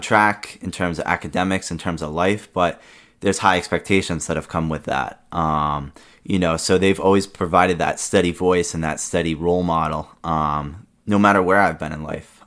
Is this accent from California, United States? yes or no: no; Rehoboth, Massachusetts, United States; born or raised there; also born or lived in Rumford, Rhode Island